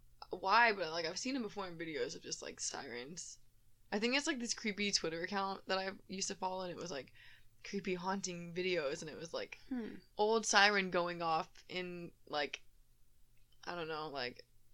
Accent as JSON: {"language": "English", "town": "Houston", "region": "Texas", "country": "United States", "said": "so we're from Houston"}